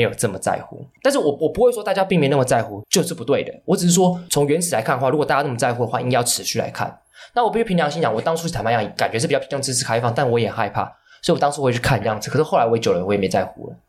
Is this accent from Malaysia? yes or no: no; Hong Kong; now in Taiwan; 我们都是香港出生的